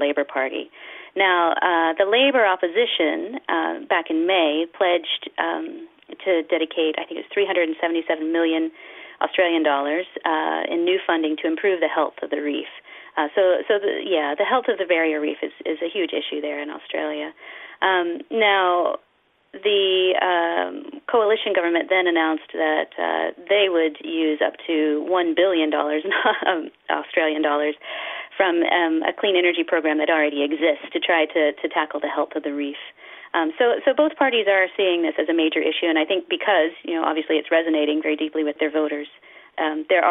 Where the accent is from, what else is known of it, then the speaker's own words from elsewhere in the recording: United States; I'm from the United States